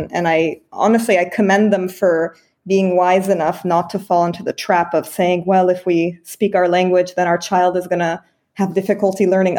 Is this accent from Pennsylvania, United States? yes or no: no; California, United States; I was born and raised in California. But my dad is French. I'm a French citizen through my dad, but he's actually Armenian of origin, ethnically.